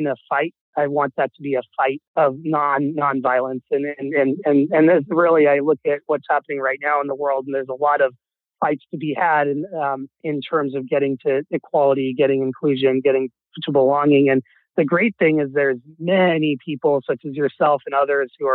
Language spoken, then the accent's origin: English; Seattle, Washington, United States; also born or lived in Wichita, Kansas; I was born in Kansas and I moved to Seattle